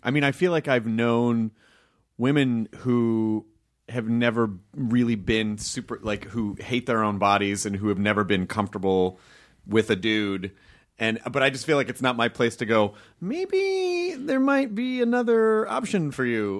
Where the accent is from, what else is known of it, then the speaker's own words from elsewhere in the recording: the South, United States; growing up in the South